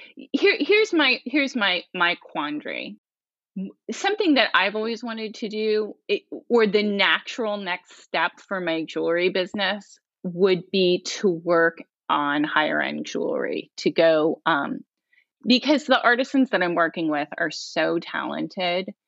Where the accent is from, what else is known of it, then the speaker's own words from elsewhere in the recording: rural Pennsylvania, United States; moved away as an adult; also born or lived in Portland, Oregon / New York; I grew up in Pennsylvania, in rural Pennsylvania